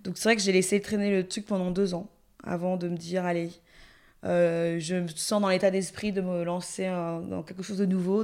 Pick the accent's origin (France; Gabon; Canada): Gabon; en tant que gabonaise qui a entendu depuis l'enfance toutes les histoires terribles qu'on avait euh, autour de Mami Wata